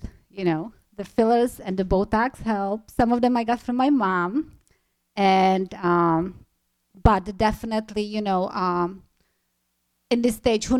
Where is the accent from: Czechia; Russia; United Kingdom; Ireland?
Czechia; now in United States; I'm originally from the Czech Republic.